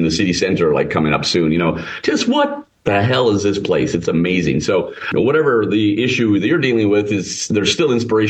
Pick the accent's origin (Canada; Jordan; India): Canada; Calgary, Alberta; moved away as an adult; now in Copenhagen, Denmark; my parents immigrated to Canada in 1953, where I was born and raised in Calgary. Then I left Canada at 19